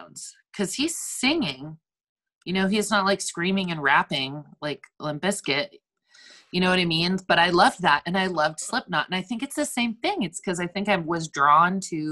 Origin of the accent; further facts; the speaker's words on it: Napa, California, United States; moved away as an adult; now in Portland, United States; my hometown in Napa, it was just like boring, nothing